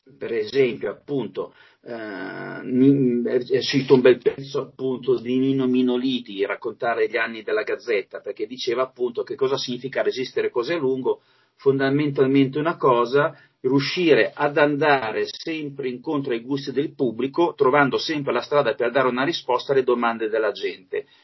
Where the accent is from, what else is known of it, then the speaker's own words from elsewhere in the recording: Alessandria, Piedmont, Italy; also born or lived in Masio; io sono alessandrino, ma mi son trasferito lì, appunto, negli anni settanta